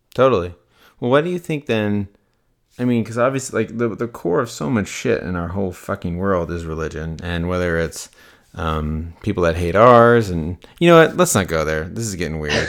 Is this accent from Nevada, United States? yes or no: yes; Las Vegas, Nevada, United States; I grew up in Las Vegas